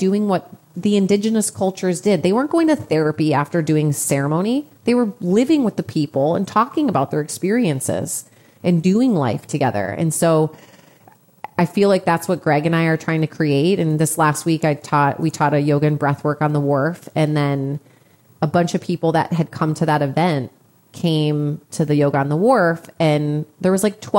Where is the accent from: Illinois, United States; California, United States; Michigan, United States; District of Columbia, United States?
Illinois, United States; Chicago; I'm from Chicago.